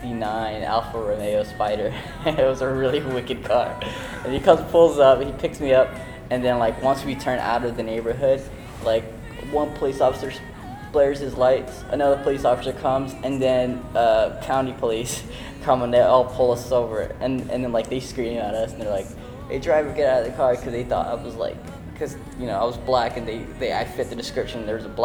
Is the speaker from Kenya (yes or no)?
yes; Kenya; born there; I was born in Kenya. My family's from Somalia. I was born in Kenya in a refugee camp.